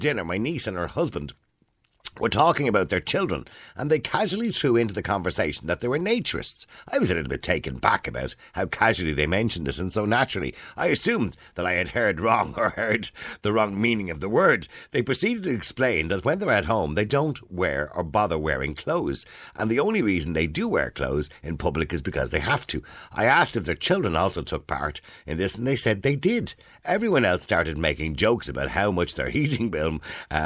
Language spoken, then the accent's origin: English; Ireland; we are Irish